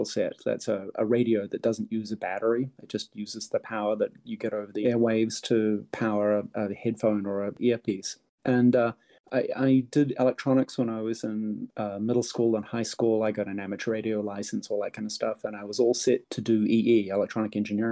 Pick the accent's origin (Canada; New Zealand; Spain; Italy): New Zealand; moved away as an adult; now in California, United States; I grew up in New Zealand, and high tech was important there, but it wasn't nearly as big as it was in California, which is where I moved